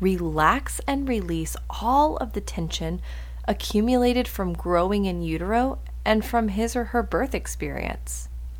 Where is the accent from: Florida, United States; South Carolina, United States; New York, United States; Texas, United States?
South Carolina, United States; Greenville; we're hosting two trainings in my hometown, Greenville, South Carolina